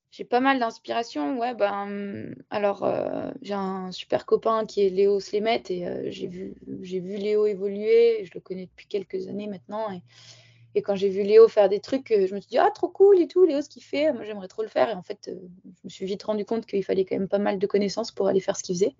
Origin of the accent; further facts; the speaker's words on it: Barcelonnette, Provence-Alpes-Côte d'Azur, France; also born or lived in Marseille / Le Sauze; je suis originaire de Barcelonnette, dans les Alpes du Sud. J'ai grandi là-bas, je suis née à Marseille quand même